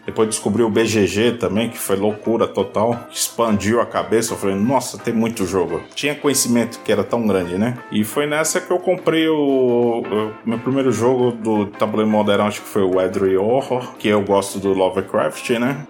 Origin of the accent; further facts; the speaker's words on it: Baixada Santista, São Paulo, Brazil; moved away as an adult; also born or lived in Divinópolis, Minas Gerais; eu consegui transferência pra minha terra natal, que é a Baixada Santista